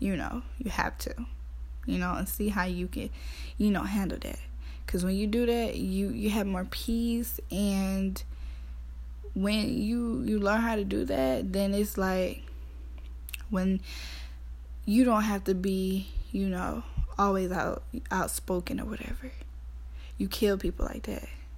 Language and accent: English; Athens, Georgia, United States; I'm from Athens, Georgia. Clark County